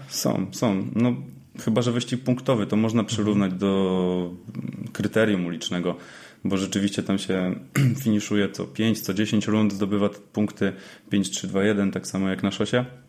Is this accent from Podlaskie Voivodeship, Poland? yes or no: no; Łódź, Łódź Voivodeship, Poland; Rzeczywiście jestem z Łodzi